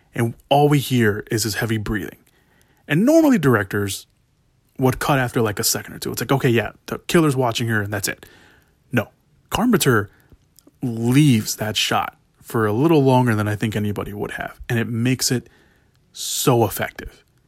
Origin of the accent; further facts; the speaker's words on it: United States; I was born here in America, but I'm of Mexican heritage.